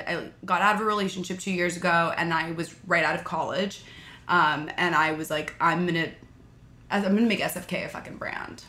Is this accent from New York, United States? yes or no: yes; New York City, New York, United States; I loved growing up in New York